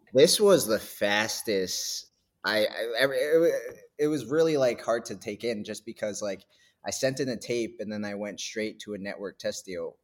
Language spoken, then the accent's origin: English; New Hampshire, United States; I grew up in New Hampshire